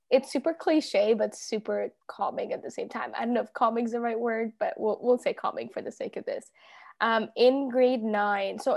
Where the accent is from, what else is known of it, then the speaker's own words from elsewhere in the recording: Toronto, Ontario, Canada; also born or lived in Egypt / Dubai; clearly. Um, I'm 24. I turned 25 in just a few months, and I am from Toronto, Ontario, um, but originally from Egypt and was born in Dubai.